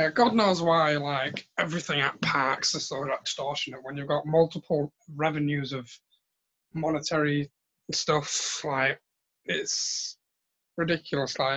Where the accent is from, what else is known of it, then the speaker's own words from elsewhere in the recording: United Kingdom; I'm a I'm a Brit. It's what we do.